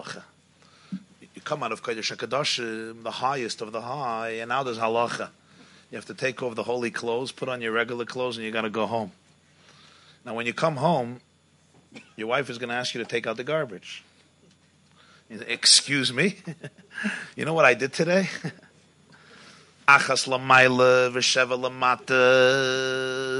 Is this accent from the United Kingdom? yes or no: yes; England, United Kingdom; I'm coming from England